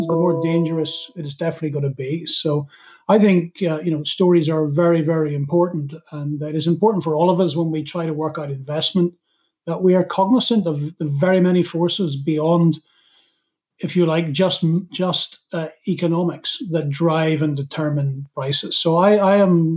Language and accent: English; Northern Ireland, United Kingdom; I'm from Northern Ireland